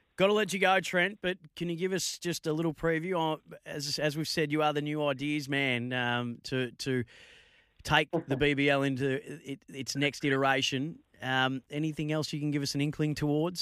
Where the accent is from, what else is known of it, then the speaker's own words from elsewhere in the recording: Bendigo, Victoria, Australia; a young man, born and raised in my hometown of Bendigo